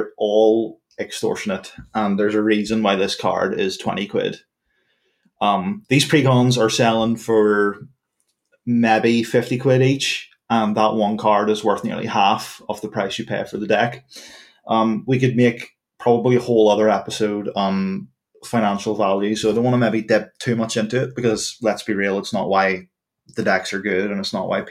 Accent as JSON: {"language": "English", "country": "Ireland", "said": "As an Irish person"}